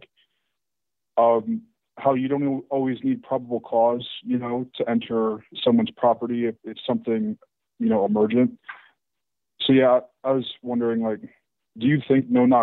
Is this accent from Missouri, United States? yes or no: yes; St. Louis, Missouri, United States; moved away; I'm originally from St. Louis